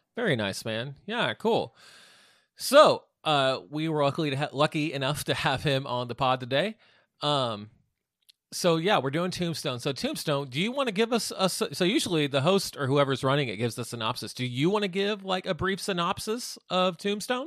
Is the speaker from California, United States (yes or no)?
no; Wichita, Kansas, United States; we're from Wichita